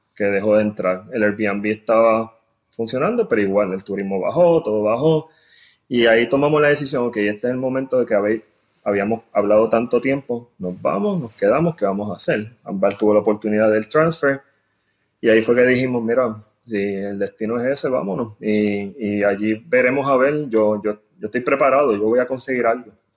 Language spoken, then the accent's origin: Spanish; San Juan, Puerto Rico; moved away as an adult; now in Houston, United States; también soy de San Juan, este, nacido y criado allí.